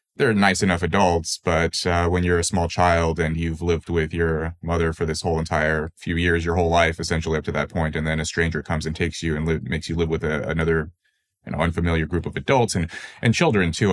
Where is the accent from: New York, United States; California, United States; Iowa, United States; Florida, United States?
California, United States; Los Angeles; I was born into poverty in Los Angeles